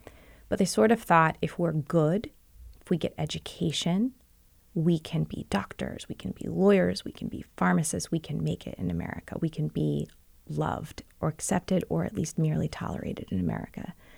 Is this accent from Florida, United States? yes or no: no; Virginia, United States; I'm actually not from Brooklyn. I'm not even from New York. So I can't have all these New Yorkers mad at me for claiming that. I grew up in Northern Virginia.